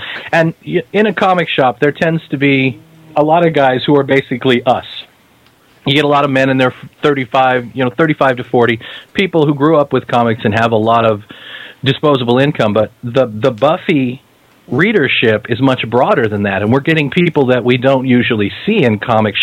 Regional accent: Kansas, United States; I'm from Kansas

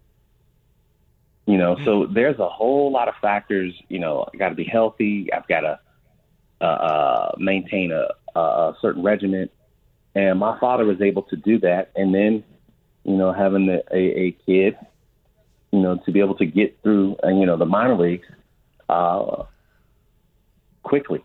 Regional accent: outside of Pittsburgh, Pennsylvania, United States; I was born outside of Pittsburgh

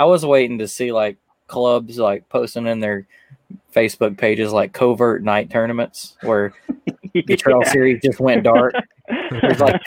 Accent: North Alabama, United States; I'm from Alabama. Just for anybody that didn't know it, North Alabama

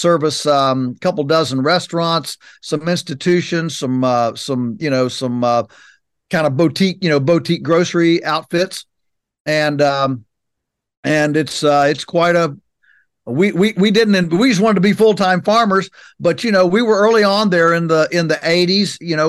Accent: Virginia, United States; So our farm is in Virginia's Shenandoah Valley, which is on the western side of the state. And so we're 3 hours from Washington, D.C.

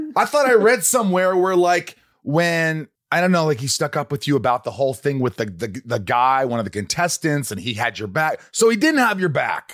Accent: Indiana, United States; moved away; no creativity where I grew up in Indiana

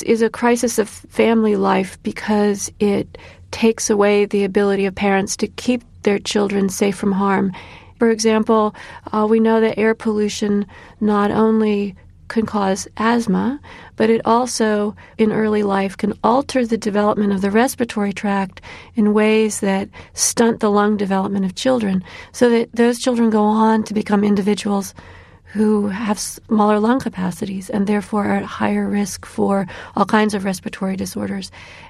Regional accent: Illinois, United States; My son Elijah is named after a 19th century abolitionist from my home state of Illinois

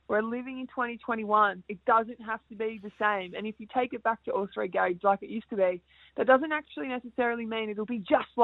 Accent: Australia; I'm saying Australian world tennis players, stay in our country. Best and safest country at the moment with COVID-19.

